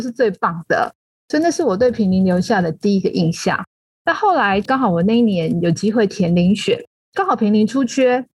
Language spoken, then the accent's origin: Chinese; Taipei, Taiwan; also born or lived in Tainan / Pinglin, New Taipei; 我其实从小是在台北长大，所以一直在都会地区待了很久，包括整个成长的历程、学习的历程，还有工作的历程